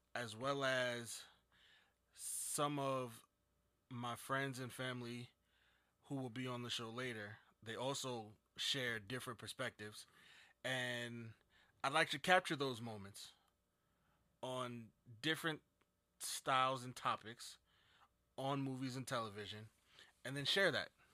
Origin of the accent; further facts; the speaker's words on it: Jersey City, New Jersey, United States; I'm from New Jersey. Jersey City, to be exact.